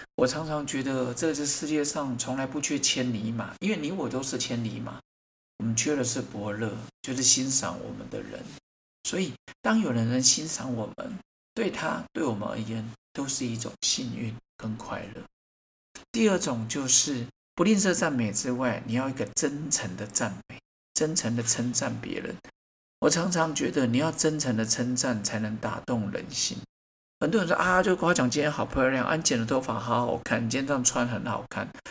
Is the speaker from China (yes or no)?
no; Taiwan; 我觉得我们台湾人真的是不太会接受人家赞美